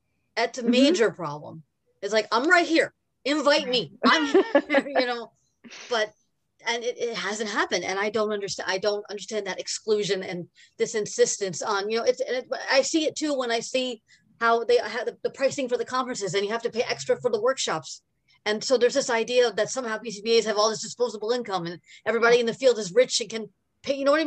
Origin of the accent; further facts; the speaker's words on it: New York, United States; I'm from New York